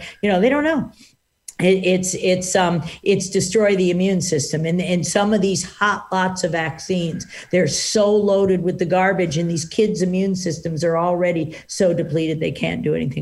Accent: Washington, District of Columbia, United States; I grew up in Washington, D.C., and I'm an identical twin

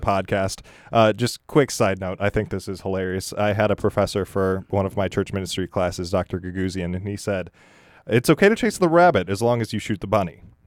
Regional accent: Michigan, United States; moved away; I'm from Michigan

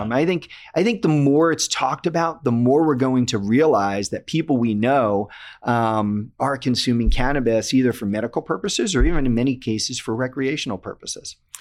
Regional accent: Connecticut, United States; my home state of Connecticut

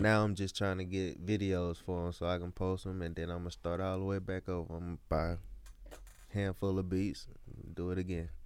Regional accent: Columbia, Mississippi, United States; I'm from Columbia, Mississippi

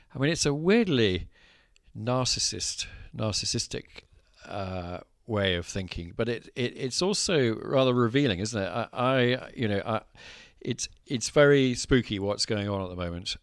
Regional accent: Scotland, United Kingdom; growing up in Scotland.

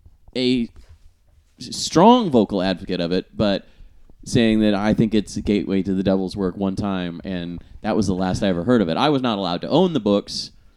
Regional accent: Midwest, United States; it's like growing up in the Midwest

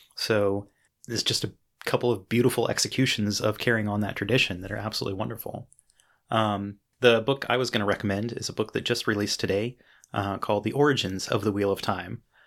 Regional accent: United States; being an American reader

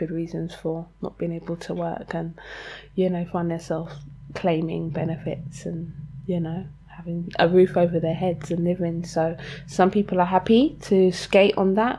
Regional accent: London, United Kingdom; I grew up in Lewisham, which was always like a very working class to poor

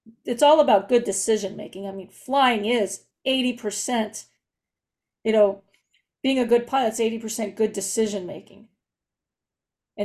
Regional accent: Southern California, United States; I was born in Southern California. Was raised in Southern California, and I've only lived in the state.

